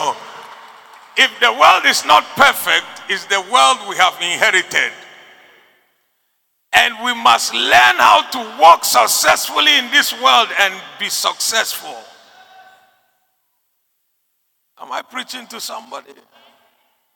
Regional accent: Ghana; I like being a Ghanaian. I like being here.

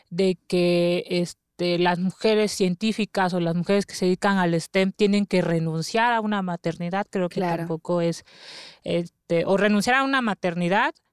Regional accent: Oaxaca, Mexico; Bueno, eh, yo soy de Oaxaca

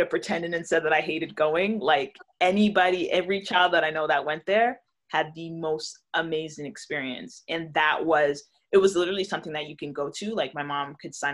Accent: Toronto, Ontario, Canada; Toronto, because I grew up in Toronto. I was born in Toronto

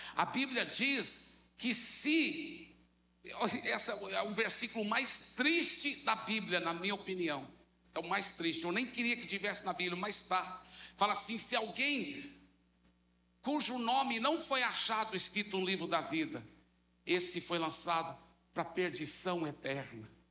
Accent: Brazil; nós, como bons brasileiros

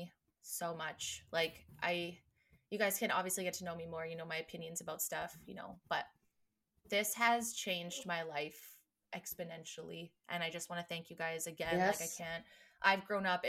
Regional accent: Vancouver Island, British Columbia, Canada; also born or lived in Grande Prairie, Alberta / Red Deer, Alberta; now in Kelowna, Canada; I'm from Vancouver Island. originally.

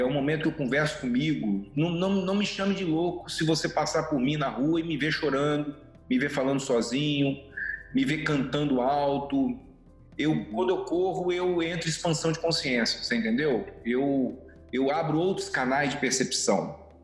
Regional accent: Vitória, Espírito Santo, Brazil; moved away as an adult; primeira vez que eu saí do Espírito Santo, nunca imaginei sair de Vitória

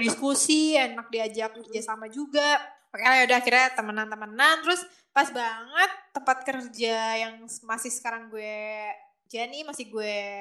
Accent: Jakarta, Indonesia; now in Depok, Indonesia; gue itu lahirnya di Jakarta

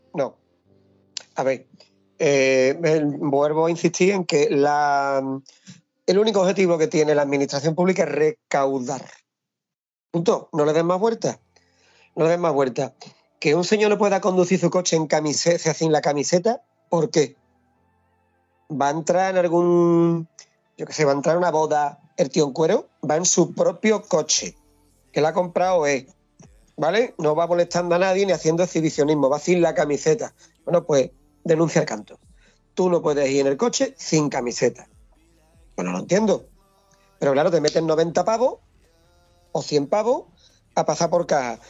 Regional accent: Hinojos, Andalusia, Spain; La carretera que va de Hinojos, mi pueblo, al monte, que la cojo todos los días

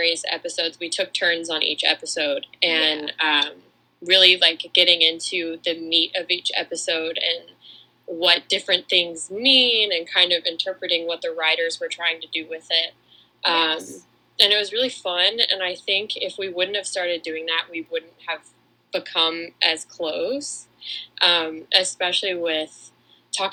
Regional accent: Atlanta, Georgia, United States; I'm also from Atlanta

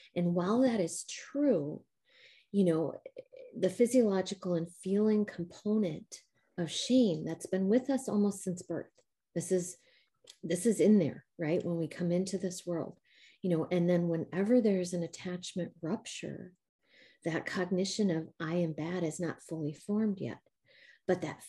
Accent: Midwest, United States; accent: a little Midwestern mixed with a little Southern; moved away as an adult; now in Spring, Texas, United States; born and raised in the Midwest and then moved here about uh, eight years ago.

